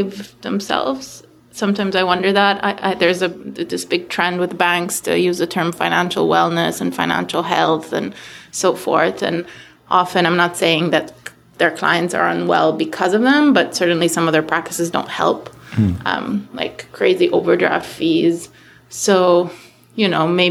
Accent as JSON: {"language": "English", "region": "New Jersey", "country": "United States", "tie": "born or raised there", "said": "I grew up in Jersey"}